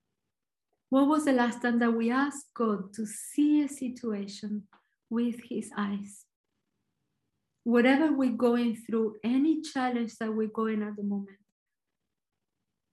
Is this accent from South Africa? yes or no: no; Argentina; English is a second language; I'm Argentinian, so my accent is probably a little bit different